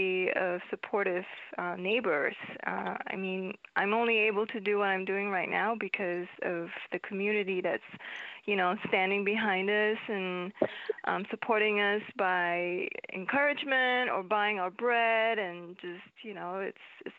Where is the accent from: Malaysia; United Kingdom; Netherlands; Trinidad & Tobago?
Malaysia; moved away as an adult; also born or lived in Michigan / New York; now in Pawling, United States; I was born and bred in Malaysia, and I came over to the U.S. for college